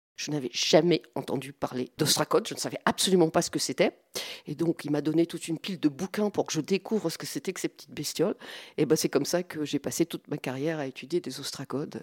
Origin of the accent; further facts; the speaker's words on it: the Nord, Hauts-de-France, France; moved away; je suis originaire du Nord